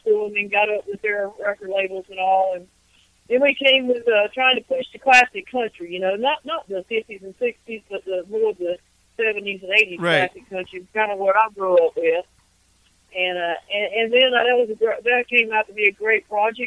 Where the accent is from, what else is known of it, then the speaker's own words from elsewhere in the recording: East Coast of North Carolina, United States; now in Raleigh, United States; I'm from the East Coast of North Carolina, and now I live in Raleigh.